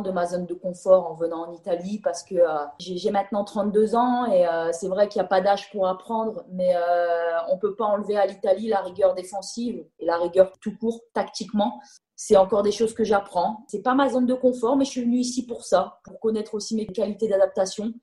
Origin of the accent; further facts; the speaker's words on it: Nord, Hauts-de-France, France; moved away as an adult; now in Milan, Italy; je suis nordiste